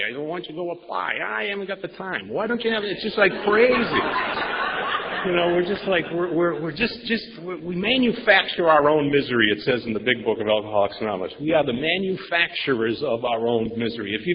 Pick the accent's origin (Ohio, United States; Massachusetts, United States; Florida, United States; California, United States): Massachusetts, United States; Boston; now in San Diego, United States; I grew up in Boston area with five other brothers.